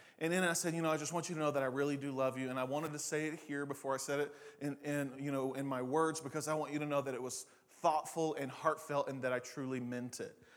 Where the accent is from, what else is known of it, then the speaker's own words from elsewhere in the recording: Eastern Oklahoma, United States; now in Oklahoma City, United States; the way I grew up saying it in Eastern Oklahoma